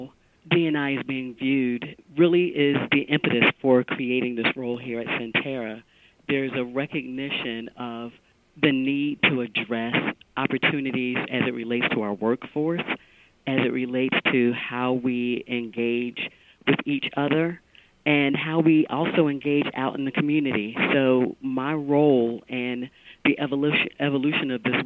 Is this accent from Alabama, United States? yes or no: no; Philadelphia, Pennsylvania, United States; I was born and raised in Philadelphia